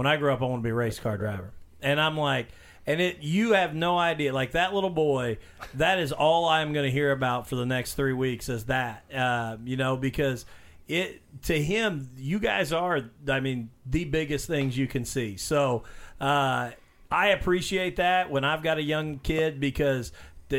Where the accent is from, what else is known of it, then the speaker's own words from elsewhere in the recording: Mitchell, Indiana, United States; I'm from Mitchell, Chase's hometown